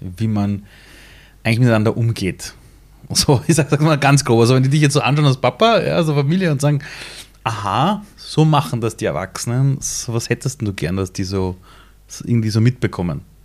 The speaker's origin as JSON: {"language": "German", "region": "Vienna", "country": "Austria", "tie": "born or raised there", "also_born_or_lived": "Iran", "said": "ich bin in Simmering aufgewachsen, in einer Siedlung"}